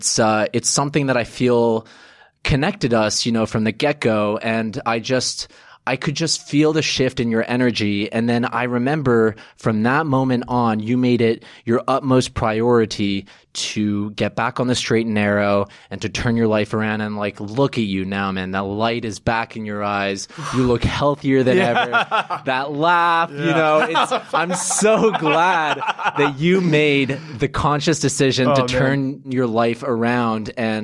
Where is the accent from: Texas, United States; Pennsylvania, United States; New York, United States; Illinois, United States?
New York, United States; New York City; born there; I was born in New York, but neither of my parents are American.